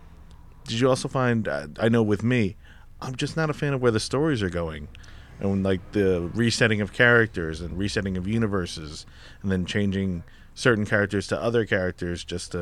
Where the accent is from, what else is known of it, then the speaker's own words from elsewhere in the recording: New York, United States; also born or lived in Massachusetts; I moved to New York again from Massachusetts.